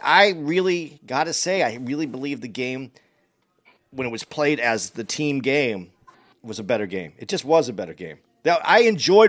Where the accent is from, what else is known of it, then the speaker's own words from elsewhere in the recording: Phoenix, Arizona, United States; I'm from Phoenix